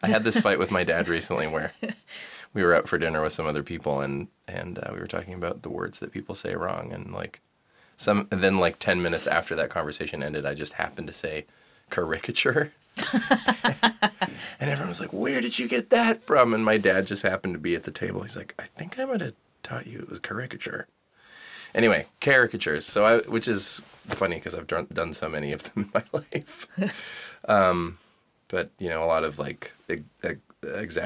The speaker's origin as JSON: {"language": "English", "town": "Vancouver", "region": "British Columbia", "country": "Canada", "tie": "born or raised there", "moved": "as an adult", "lives_now": "New York, United States", "said": "I grew up in Vancouver."}